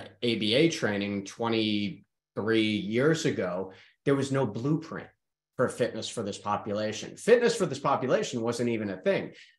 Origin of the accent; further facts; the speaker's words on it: New York, United States; accent: fast talk; now in Charlotte, United States; I am from New York